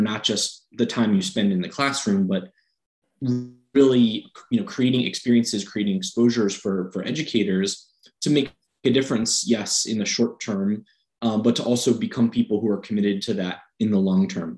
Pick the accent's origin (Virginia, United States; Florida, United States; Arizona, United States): Virginia, United States; Fairfax; where I grew up in Northern Virginia, Fairfax